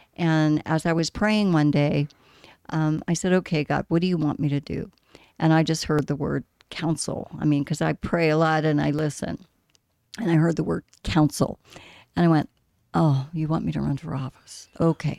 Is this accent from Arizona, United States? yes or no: yes; Scottsdale, Arizona, United States; native Arizonan. I grew up in Scottsdale